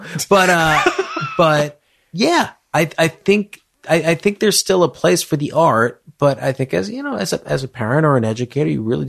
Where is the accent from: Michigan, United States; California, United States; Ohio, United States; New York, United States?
New York, United States; as a New Yorker